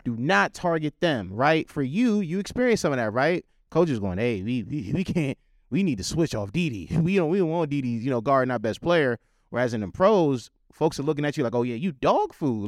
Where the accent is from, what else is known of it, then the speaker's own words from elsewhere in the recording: White Plains, New York, United States; I'm a native New Yorker. I've been here my entire life